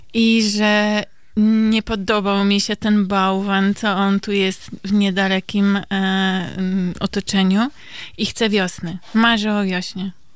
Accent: Kielce, Świętokrzyskie Voivodeship, Poland; moved away; pochodzę e, z Kielc

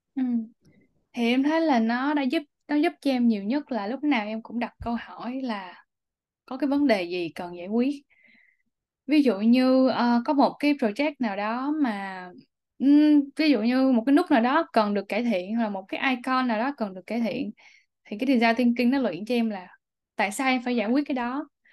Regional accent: Vietnam; also born or lived in Singapore; now in United States; em cứ đi đâu em cũng nói là em đến từ Việt Nam

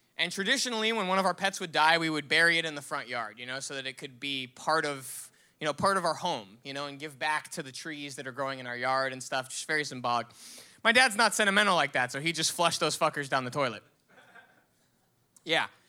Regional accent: Miami, Florida, United States; growing up in Miami

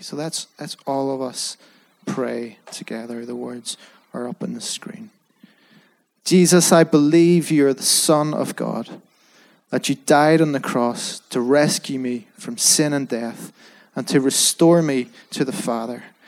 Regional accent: Belfast, Northern Ireland, United Kingdom; I was brought up in Belfast

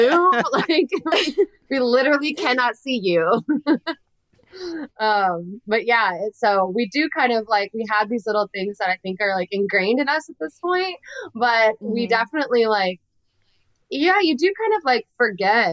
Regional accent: Florida, United States; I grew up in Florida, I grew up in, you know, a I don't know a better way to say this, but a red county.

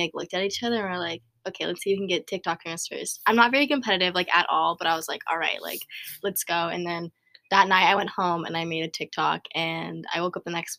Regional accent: Orange County, California, United States; I'm 19. I was raised in Orange County.

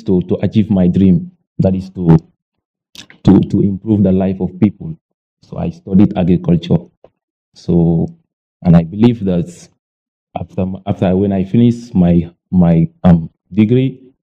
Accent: Gambia; I'm from the Gambia.

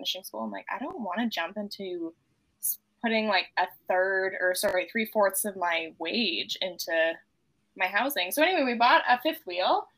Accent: Gulf Islands, British Columbia, Canada; also born or lived in Vancouver, British Columbia; I grew up on the Gulf Islands, predominantly Saturna and Salt Spring. And then I also partially, before all of the Gulf Island, I lived in Vancouver for a while

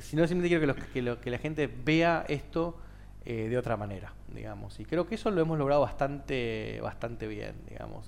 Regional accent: Argentina; moved away; also born or lived in Uruguay; en Uruguay nosotros conocíamos Café Martínez porque somos argentinos

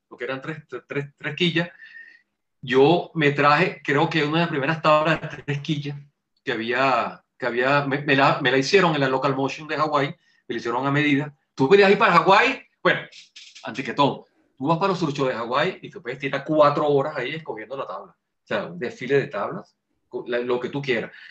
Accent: Venezuela; somos los venezolanos

